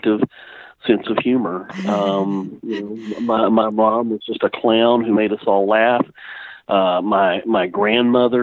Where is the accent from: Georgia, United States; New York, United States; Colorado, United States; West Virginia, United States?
Georgia, United States; Fayetteville; I grew up here in Fayetteville, Georgia, graduated from Fayette County High School